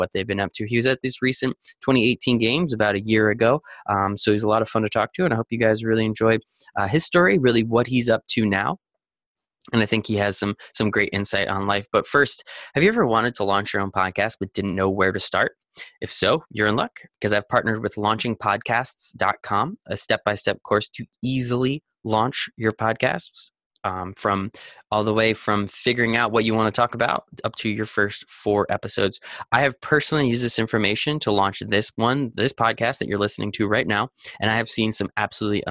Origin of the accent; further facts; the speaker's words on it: New Jersey, United States; I'm from New Jersey